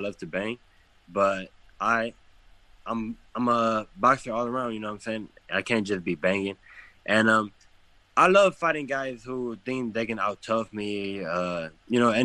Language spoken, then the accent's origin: English; Detroit, Michigan, United States; I come from Detroit